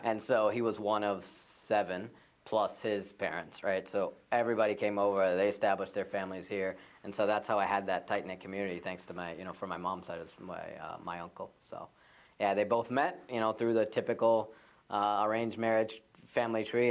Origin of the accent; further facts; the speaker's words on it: Raleigh, North Carolina, United States; also born or lived in Fayetteville; I was born in Raleigh, and my parents came just a few years before I was born.